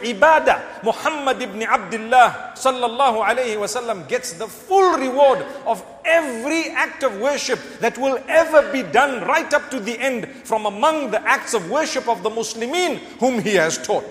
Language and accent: English; Zimbabwe; I come from Zimbabwe. The weakness of our currency at one stage forced us to learn those figures